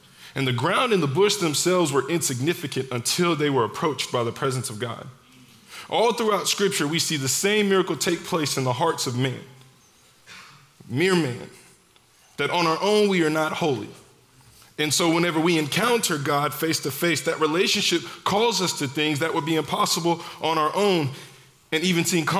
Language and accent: English; Dallas, Texas, United States; moved away as an adult; also born or lived in Houston; I grew up in Dallas, went to college near Houston